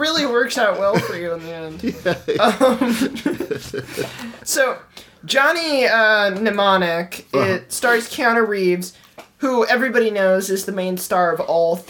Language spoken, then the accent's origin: English; Ireland; I'm Irish.